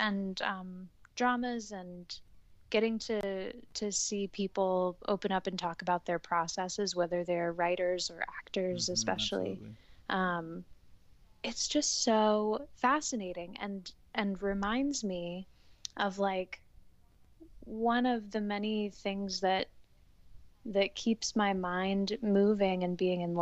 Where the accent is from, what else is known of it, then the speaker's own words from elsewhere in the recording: England, United Kingdom; now in New York, United States; We're both English and 26